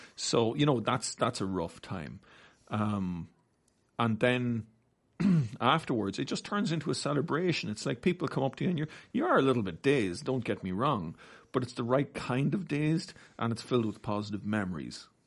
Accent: Navan, Leinster, Ireland; now in Australia; Navan, my hometown

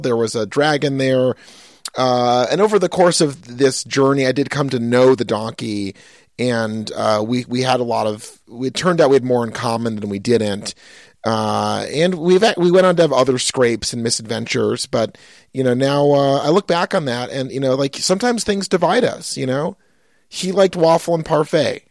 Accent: Pittsfield, Massachusetts, United States; moved away; I'm from Pittsfield, Massachusetts.

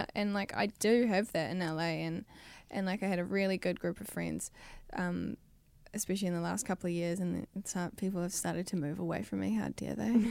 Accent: New Zealand; moved away as an adult; now in Los Angeles, United States; I was twenty-one when I moved from New Zealand.

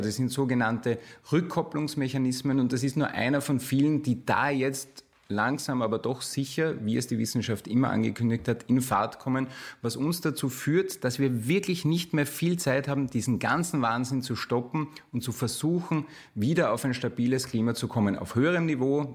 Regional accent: Burgenland, Austria; ich komme aus dem Burgenland

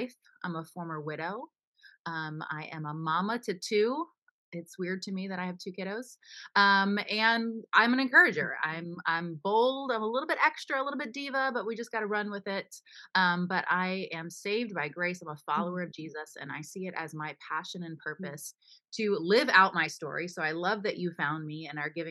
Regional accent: Florida, United States; also born or lived in Pennsylvania; I was born in Pennsylvania, but raised in Florida with my younger sister

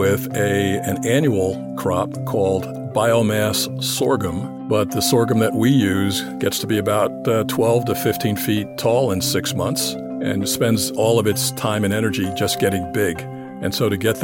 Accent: New Jersey, United States; I was born and raised in New Jersey, the Garden State

